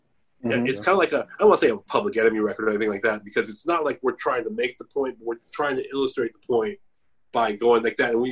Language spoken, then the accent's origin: English; Bay Area, California, United States; I'm from the Bay Area